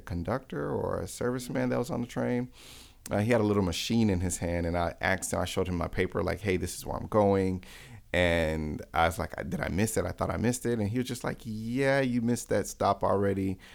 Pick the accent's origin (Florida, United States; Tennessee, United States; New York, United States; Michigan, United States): Florida, United States; Miami; now in Atlanta, United States; I'm from Miami, born and raised